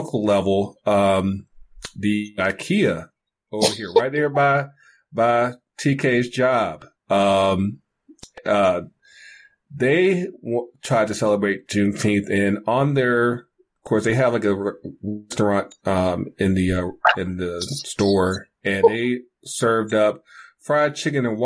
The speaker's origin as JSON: {"language": "English", "region": "North Carolina", "country": "United States", "tie": "born or raised there", "moved": "yes"}